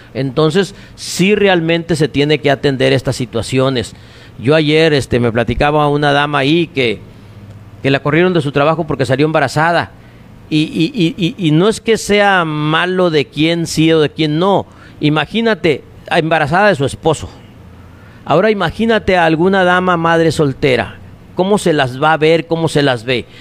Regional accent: Navojoa, Sonora, Mexico; also born or lived in Álamos, Sonora; no nací aquí en Navojoa, yo nací en un rancho de Álamos, en el Sabino Álamos Sonora, pero de muy chicos nos trajo mi papá acá

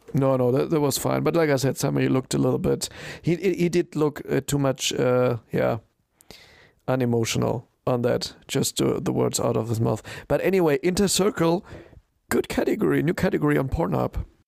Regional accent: Germany; I'm German

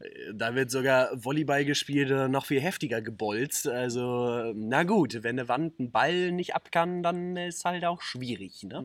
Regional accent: Neukirchen, Germany; wir kommen nun mal aus Neukirchen

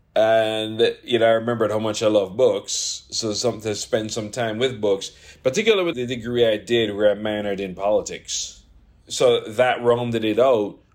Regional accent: Jamaica; moved away as an adult; I come from Jamaica

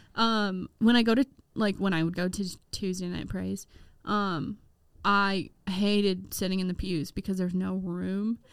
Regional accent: Midwest, United States; as a Midwesterner

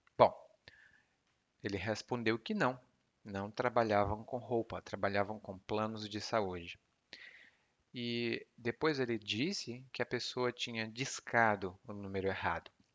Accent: Brazil; o porquê de eu aprender português é que eu sou brasileiro

